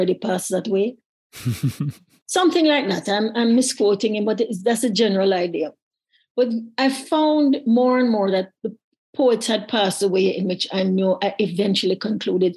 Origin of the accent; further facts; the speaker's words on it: Jamaica; a child growing up in Jamaica